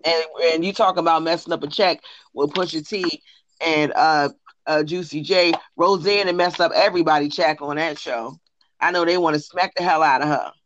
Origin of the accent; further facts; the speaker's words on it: New Jersey, United States; I'm from Jersey and we had a bike fest every year